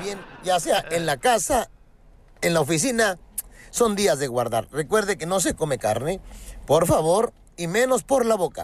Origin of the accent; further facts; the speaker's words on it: Acapulco, Guerrero, Mexico; estar en mi tierra. Te saludo desde Acapulco, Guerrero